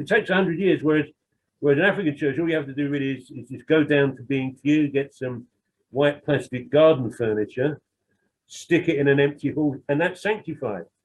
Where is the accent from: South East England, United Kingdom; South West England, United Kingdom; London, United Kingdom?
London, United Kingdom; I'm some some white working class bloke who comes from a bit of a criminal background in the East End